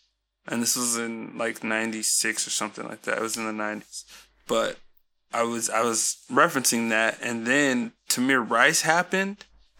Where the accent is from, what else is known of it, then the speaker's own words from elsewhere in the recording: Colorado, United States; Like, I live here in the States. I don't know. It's all over. I'm from Colorado.